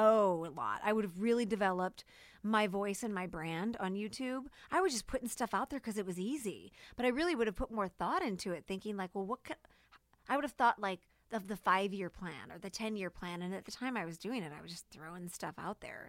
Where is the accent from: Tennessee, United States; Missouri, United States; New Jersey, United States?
Missouri, United States; St. Louis; Saint Louis, Missouri